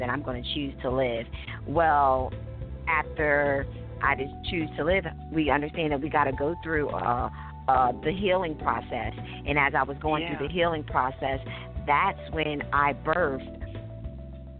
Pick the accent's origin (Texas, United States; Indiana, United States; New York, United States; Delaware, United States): Delaware, United States; Dover; I am born and raised in Dover, Delaware. That's where I reside currently.